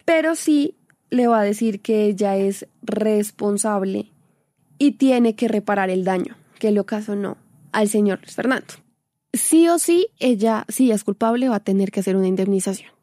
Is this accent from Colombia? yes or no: yes; Colombia; nosotros como colombianos